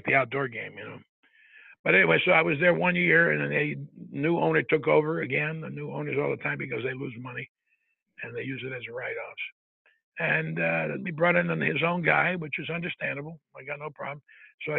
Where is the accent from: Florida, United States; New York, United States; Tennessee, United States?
New York, United States; New York City; moved away; also born or lived in Long Island, New York / Massachusetts; I was born and raised in New York City, up in Harlem